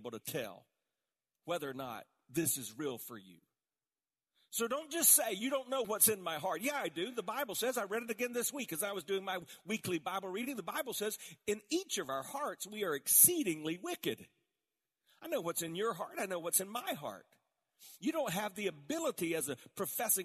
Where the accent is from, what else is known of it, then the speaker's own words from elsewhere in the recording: the South, United States; I was born in the South